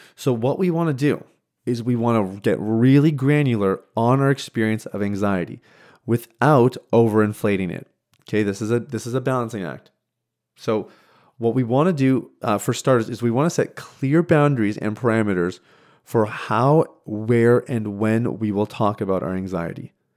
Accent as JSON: {"language": "English", "region": "Saskatchewan", "country": "Canada", "tie": "born or raised there", "moved": "yes", "said": "I was born and raised in Saskatchewan, which is the central part of Canada."}